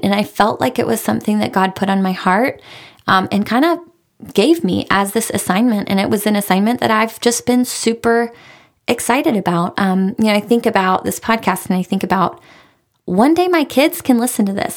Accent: Raleigh, North Carolina, United States; I am from Raleigh. I'm a Raleigh girl. My husband is a Raleigh guy. We're both born and raised here

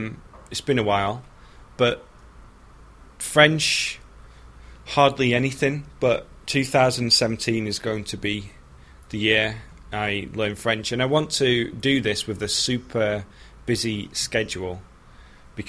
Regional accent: United Kingdom; moved away as an adult; now in United States; as a Brit

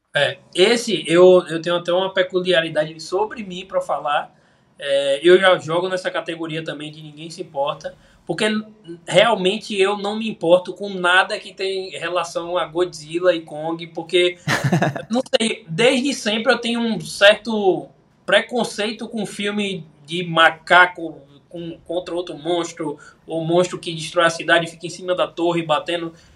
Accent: Bahia, Brazil; é de onde eu sou

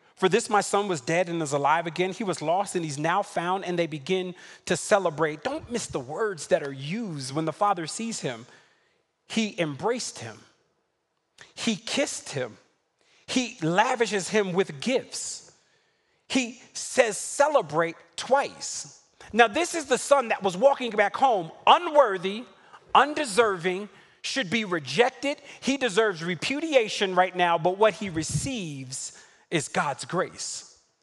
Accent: New York City, New York, United States; I'm from Brooklyn.

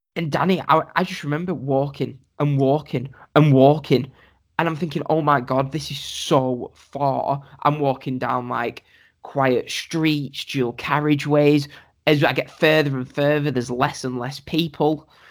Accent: England, United Kingdom; I said I said I'm from England.

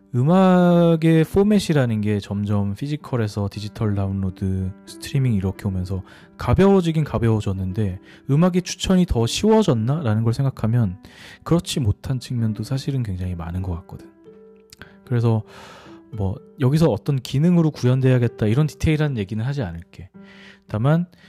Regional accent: South Korea; 나는 한국 사람이고

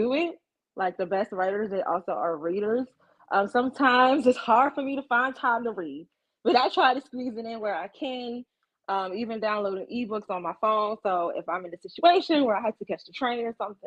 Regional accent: Ocean City, Maryland, United States; born or raised there; moved away

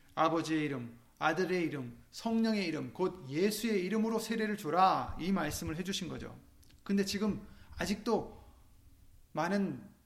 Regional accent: South Korea; 우리는 한국 사람들이지만

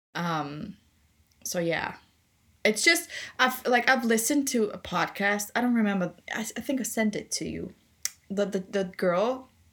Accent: Austria; English is a second language; Austrian like I am

